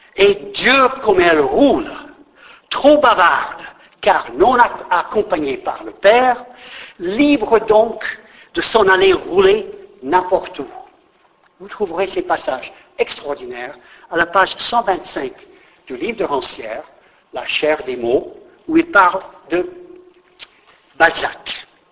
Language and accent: French; United States; moved away; je crève de nostalgie pour mon pays d'origine